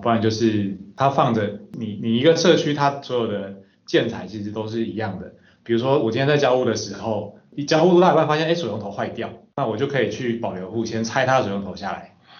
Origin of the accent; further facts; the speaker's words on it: Taichung, Taiwan; moved away as an adult; also born or lived in Xizhi District, New Taipei; now in New Taipei, Taiwan; 我本身是台中人，目前在新北戏子区租屋，那也是北漂青年的一员